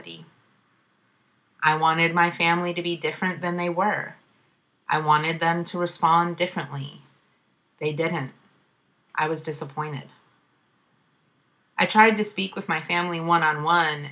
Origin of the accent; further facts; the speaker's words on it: Ohio, United States; moved away as an adult; now in Oakland, United States; the white supremacy in my home state